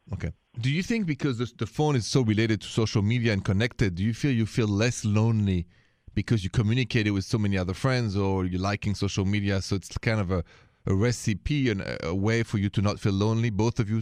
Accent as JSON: {"language": "English", "town": "Paris", "region": "Île-de-France", "country": "France", "tie": "born or raised there", "accent": "French", "moved": "yes", "said": "And my accent is French. I was born and raised in, in Paris, France."}